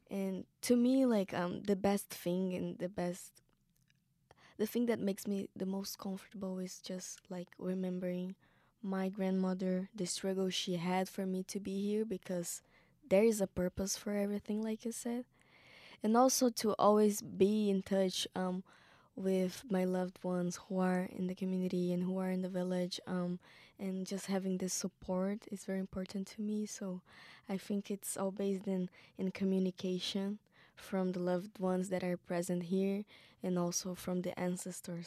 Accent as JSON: {"language": "English", "area": "Pataxó Nation", "region": "south of Bahia", "country": "Brazil", "said": "I'm indigenous from the Patasha Nation, south of Bahia in Brazil."}